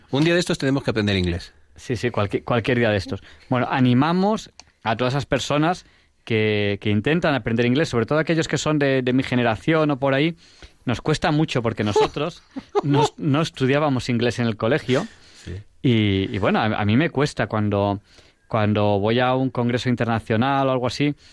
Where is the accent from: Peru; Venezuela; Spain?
Spain; Yo soy español, español.